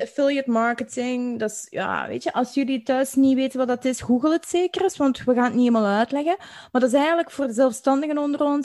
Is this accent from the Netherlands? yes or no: no; Belgium; accent: Belgian; wij als, als Belgen met ons accent